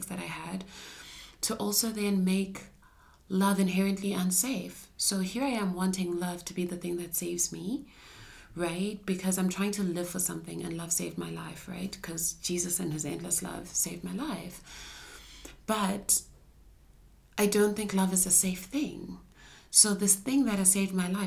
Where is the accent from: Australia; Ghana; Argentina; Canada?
Ghana; I'm also like a black female growing up in Shana culture